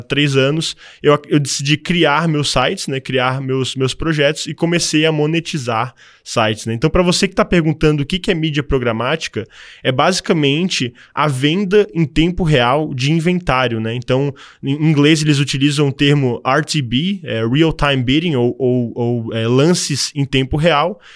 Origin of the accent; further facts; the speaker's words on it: Florianópolis, Santa Catarina, Brazil; also born or lived in Canada; eu sou natural de Floripa